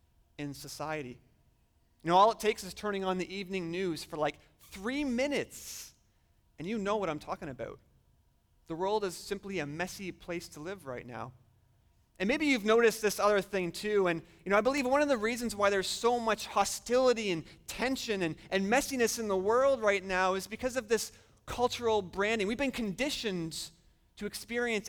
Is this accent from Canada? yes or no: yes; just outside Toronto, Ontario, Canada; moved away as an adult; now in Michigan, United States; I am Canadian. I've spent almost my entire life living just outside of the big city of Toronto in Ontario